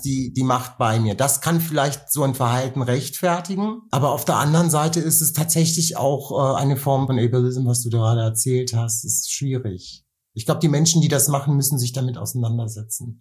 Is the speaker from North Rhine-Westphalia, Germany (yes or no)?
no; Nuremberg, Bavaria, Germany; moved away; weil ich einen Teil meiner Kindheit in Nürnberg groß geworden bin